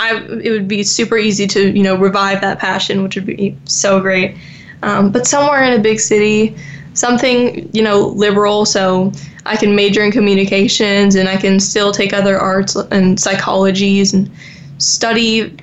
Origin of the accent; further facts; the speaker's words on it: Florida, United States; And since obviously I grew up in Florida, I want to be by a beach.